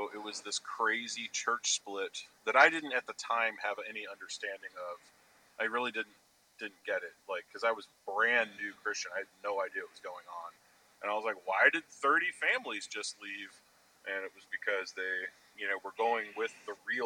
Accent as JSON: {"language": "English", "town": "Chicago", "region": "Illinois", "country": "United States", "tie": "born or raised there", "also_born_or_lived": "Libertyville, Illinois", "said": "I grew up in Chicago, and then later on, my family moved to the burbs up in Libertyville"}